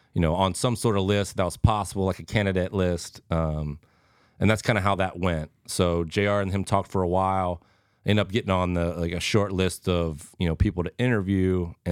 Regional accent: Cincinnati, Ohio, United States; And he knew I was from Cincy

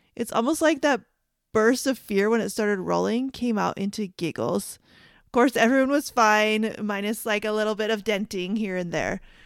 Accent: Canada; I grew up in Canada

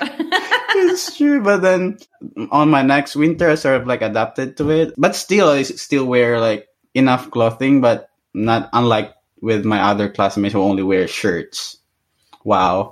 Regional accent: Iloilo City, Western Visayas, Philippines; first language Hiligaynon; English is a second language; moved away as an adult; also born or lived in Boracay; now in Canada; growing up in Boracay, like it's it's the island I grew up

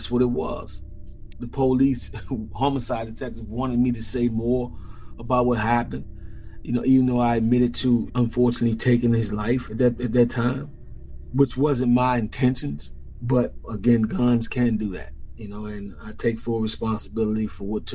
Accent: Washington, District of Columbia, United States; as a child growing up in Washington, D.C., it was a city that I loved then

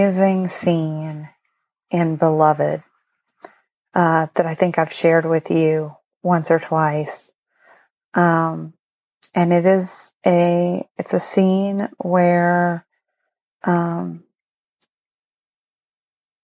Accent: Appalachia, United States; moved away; And I spent most of my life growing up in Appalachia

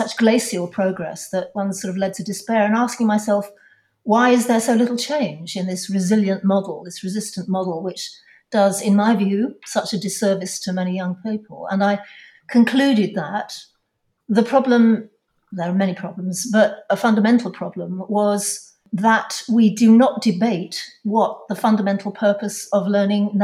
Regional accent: London, United Kingdom; I'm from London.

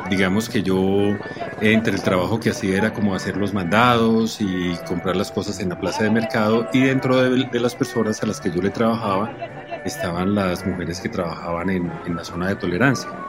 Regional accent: Colombia; soy fotógrafo colombiano

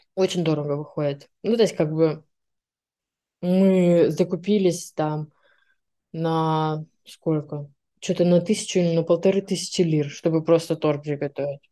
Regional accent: Siberia, Russia; moved away as an adult; also born or lived in Irkutsk; now in Istanbul, Turkey; мне 25 лет, я из Сибири

